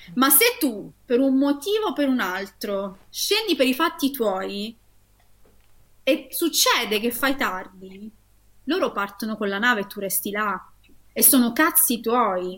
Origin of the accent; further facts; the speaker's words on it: Taranto, Apulia, Italy; io che sono nata e cresciuta a Taranto